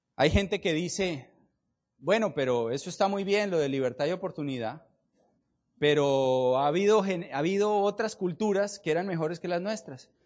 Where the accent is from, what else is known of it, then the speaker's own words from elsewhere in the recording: Colombia; Yo vengo de Colombia